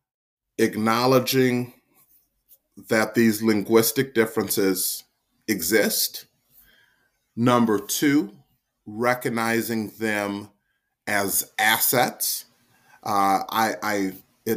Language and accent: English; DeKalb, Illinois, United States; I was born and raised in DeKalb